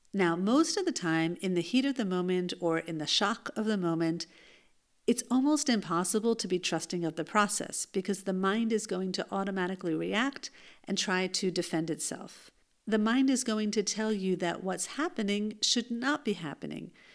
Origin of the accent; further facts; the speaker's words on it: United States; now in Israel; the youth group that I grew up in in the United States